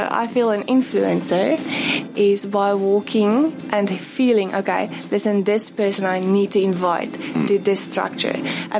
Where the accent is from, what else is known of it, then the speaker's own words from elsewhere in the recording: Bloemfontein, Free State, South Africa; I'm from Bloemfontein.